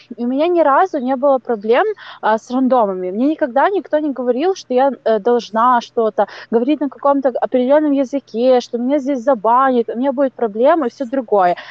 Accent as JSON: {"language": "Russian", "country": "Ukraine", "said": "я с Украины"}